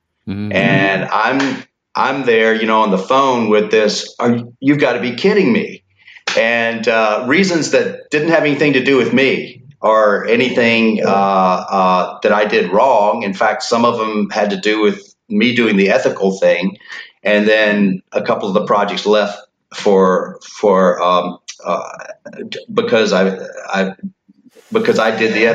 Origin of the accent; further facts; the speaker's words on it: Hattiesburg, Mississippi, United States; also born or lived in Washington, D.C.; Moved back to Hattiesburg, Mississippi, my hometown